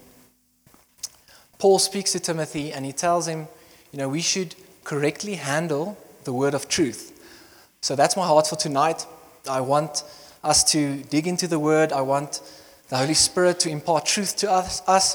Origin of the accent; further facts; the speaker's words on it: Bloemfontein, Free State, South Africa; moved away as an adult; also born or lived in Potchefstroom; now in Secunda, South Africa; I grew up in Bloemfontein, and then I was born there.